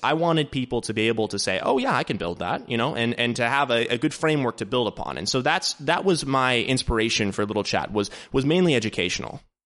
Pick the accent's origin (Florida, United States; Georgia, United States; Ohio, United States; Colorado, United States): Ohio, United States; Dayton; also born or lived in Columbus, Ohio; based in Dayton, Ohio, which is actually my hometown